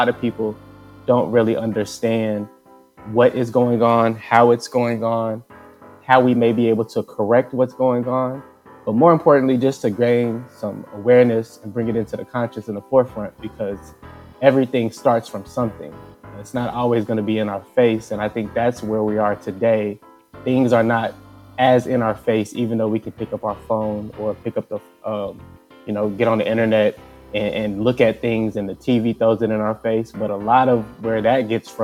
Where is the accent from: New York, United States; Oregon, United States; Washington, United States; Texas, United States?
Texas, United States; Mesquite; moved away as an adult; also born or lived in Iowa; now in near Midtown Manhattan, United States; I grew up in Dallas, Texas, in Mesquite, to be exact